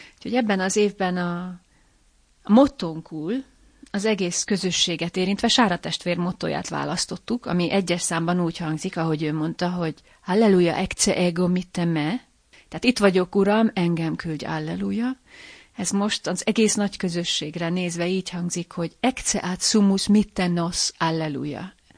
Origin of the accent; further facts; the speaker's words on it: Lábatlan, Komárom-Esztergom, Hungary; A szülővárosomban, lábatlanban